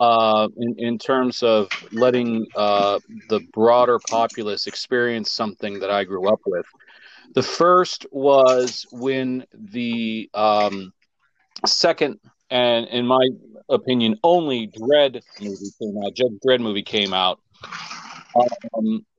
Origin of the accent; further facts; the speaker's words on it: Youngstown, Ohio, United States; I grew up in the Youngstown area.